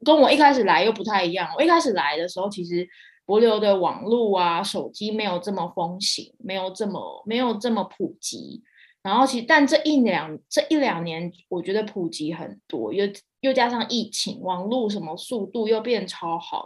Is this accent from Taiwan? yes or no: yes; Taiwan; moved away as an adult; also born or lived in Palau; 很多台湾人 很多都市人来，我们来自那种讲求效率的那个文化